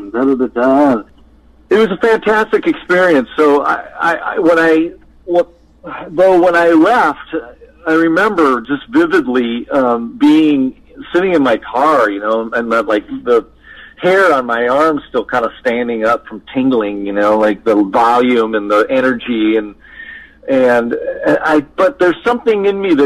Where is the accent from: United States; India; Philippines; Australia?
United States; Midwest; moved away; I grew up in the Midwest playing, three or four sets of rock and roll metal covers